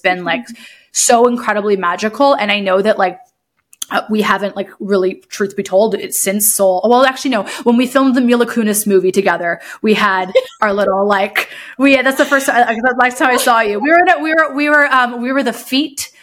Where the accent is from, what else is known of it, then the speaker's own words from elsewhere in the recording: Huntsville, Ontario, Canada; when I was younger, so I grew up like living in Deerhurst Resort